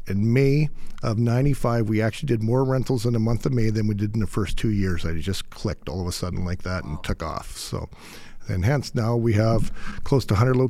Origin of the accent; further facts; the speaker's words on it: Radisson, Saskatchewan, Canada; moved away as an adult; now in Alberta, Canada; Saskatchewan farm boy.